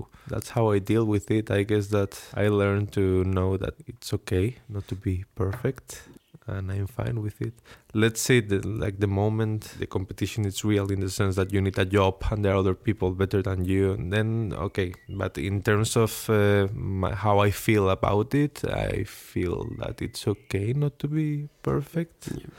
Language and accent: English; Spain; English is a second language; moved away as an adult; now in Stockholm, Sweden; I'm a human from Spain, living in Stockholm, doing my PhD in between psychology and human-robot interaction.